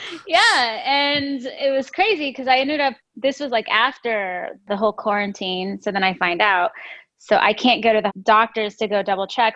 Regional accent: Denver, Colorado, United States; moved away as an adult; now in Los Angeles, United States; from Denver, Colorado, the mountains. Well, not the mountains, but the Mile High City. And I moved to Los Angeles about 10 years ago

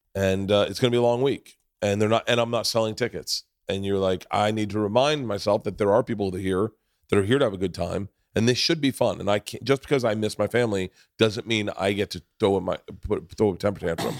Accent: Florida, United States; moved away; growing up in Florida

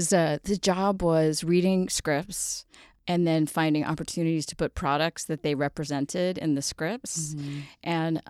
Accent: Los Angeles, California, United States; I grew up in Los Angeles

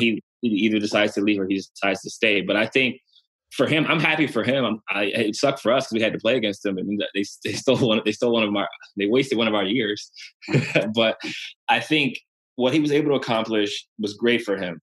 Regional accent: Ohio, United States; moved away; I'm from Ohio

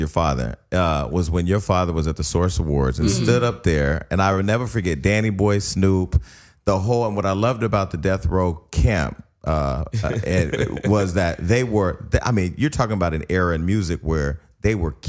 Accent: Bay Area, California, United States; moved away as an adult; now in Los Angeles, United States; I first moved to LA. I'm from the Bay Area, right?

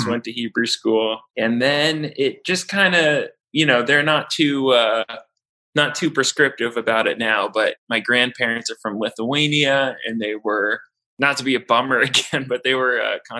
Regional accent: Seattle, Washington, United States; moved away as an adult; I grew up in Seattle, Washington.

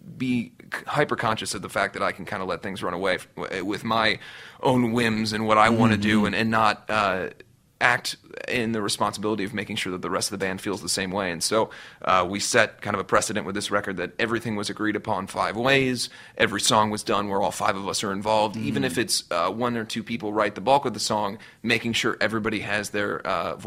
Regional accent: Cincinnati, Ohio, United States; moved away as an adult; now in Los Angeles, United States; where I grew up in Cincinnati, Ohio

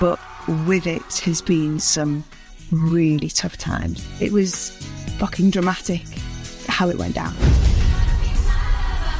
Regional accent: just outside Liverpool, North West England, United Kingdom; also born or lived in Whiston / Widnes; I grew up just outside Liverpool, and I was born in West Sivingsford up

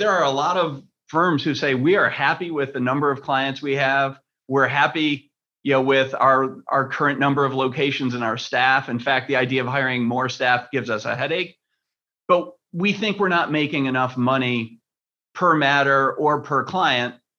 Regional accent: Rochester, New York, United States; I grew up in Rochester, which is the next city

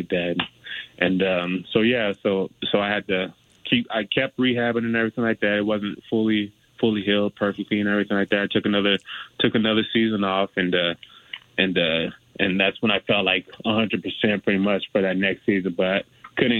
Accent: Del Rio, Texas, United States; moved away; also born or lived in Colorado; I'm from Texas originally, a little small town called Del Rio.

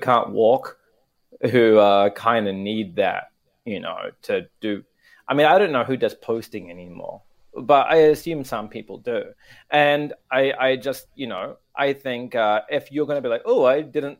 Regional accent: New Zealand; now in Tokyo, Japan; my hometown

